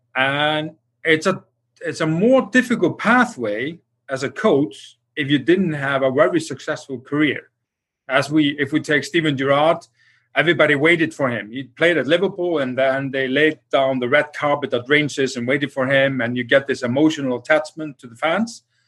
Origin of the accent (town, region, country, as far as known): Iceland